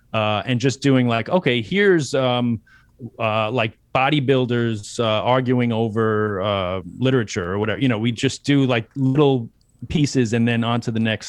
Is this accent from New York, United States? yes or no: yes; New York City, New York, United States; born or raised there